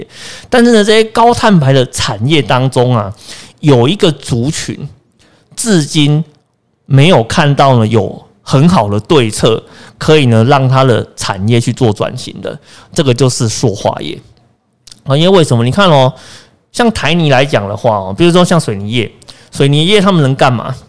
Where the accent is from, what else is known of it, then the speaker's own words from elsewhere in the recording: Kaohsiung, Taiwan; 呃，在我的家乡，